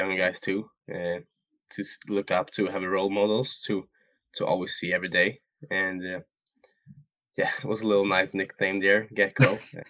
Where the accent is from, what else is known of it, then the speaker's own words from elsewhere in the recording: Sweden; So yeah, we're different from Sweden.